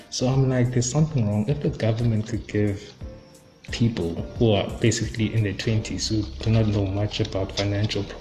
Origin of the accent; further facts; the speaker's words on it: East London, Eastern Cape, South Africa; I come from East London. I did my matric there in Stirling.